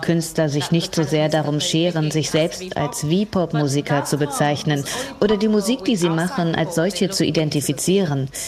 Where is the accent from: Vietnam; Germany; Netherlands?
Vietnam; ich als Vietnamesin, die in Vietnam lebt